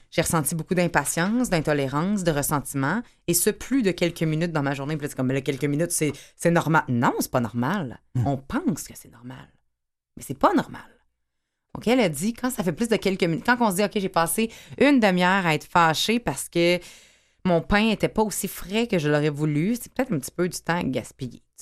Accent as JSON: {"language": "French", "town": "Quebec City", "region": "Quebec", "country": "Canada", "tie": "born or raised there", "said": "j'étais en centre cardinal Villeneuve très, très longtemps. Je viens de Québec"}